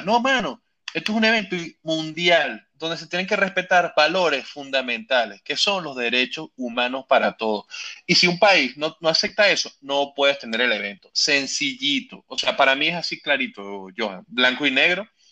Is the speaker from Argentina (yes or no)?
no; Venezuela; yo que soy venezolano